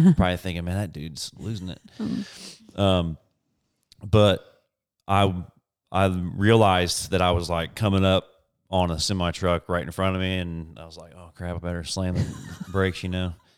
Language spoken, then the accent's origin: English; Indianapolis, Indiana, United States; moved away as an adult; we're both from Indianapolis, Indiana, moved here about